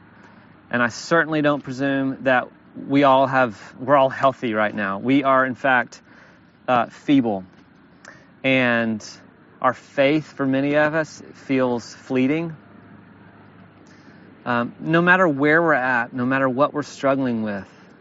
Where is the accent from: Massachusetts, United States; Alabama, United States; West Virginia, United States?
Alabama, United States; I've tried really hard for several years to pretend that I'm not from the Deep South, but I am from Alabama.